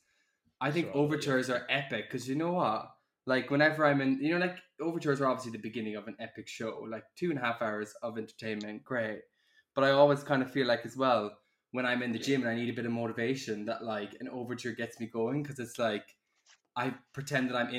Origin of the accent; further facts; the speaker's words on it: Ireland; now in London, United Kingdom; I am 24, I'm from Ireland, living in London